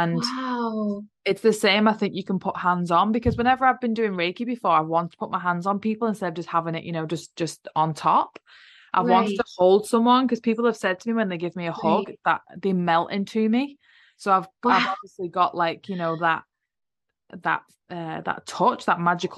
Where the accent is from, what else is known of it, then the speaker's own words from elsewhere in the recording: England, United Kingdom; I grew up in England